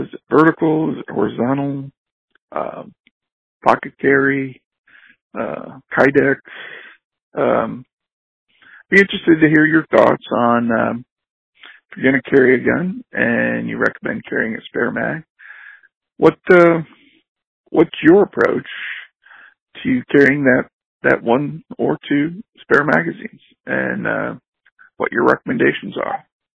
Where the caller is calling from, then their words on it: Raleigh, North Carolina, United States; I'm calling from Raleigh, North Carolina.